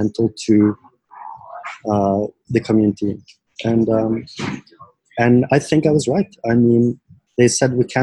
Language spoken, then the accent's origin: English; Norway; I was born in Norway